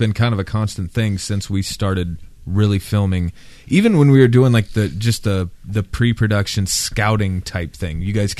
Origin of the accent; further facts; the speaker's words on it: Iowa, United States; I'm from Iowa.